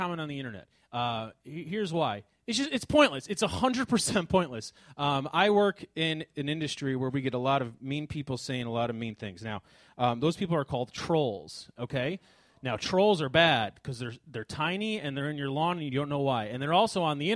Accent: Chicago, Illinois, United States; I am from Chicago

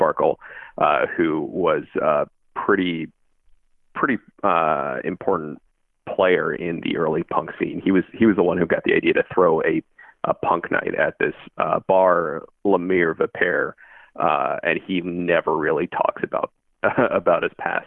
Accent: Bethesda, Maryland, United States; now in Chicago, United States; I grew up in Bethesda

